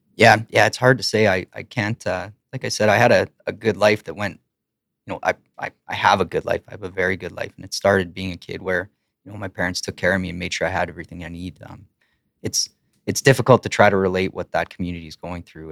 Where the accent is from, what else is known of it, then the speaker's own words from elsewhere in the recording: Lacombe, Alberta, Canada; also born or lived in Ponoka, Alberta; now in Edmonton, Canada; I grew up in Lacombe and Pinoka